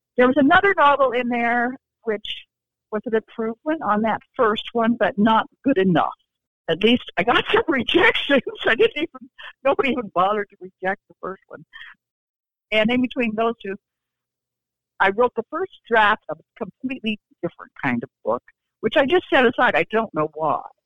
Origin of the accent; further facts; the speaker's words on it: Iowa, United States; moved away as an adult; now in Raleigh, United States; my husband and I grew up in Iowa, but we have lived in Raleigh, North Carolina for 35 years